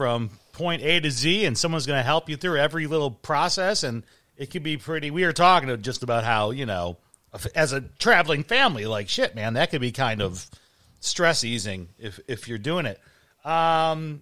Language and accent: English; Chicago, Illinois, United States; My dad lived in Iowa. I grew up in Chicago.